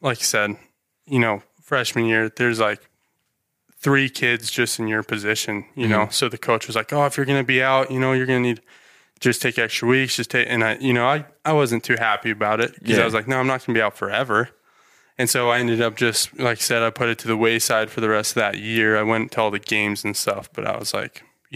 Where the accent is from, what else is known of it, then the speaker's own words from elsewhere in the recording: Ammon, Idaho, United States; I'm originally from here, born here, never moved, never. I've actually lived in Ammon for my whole life.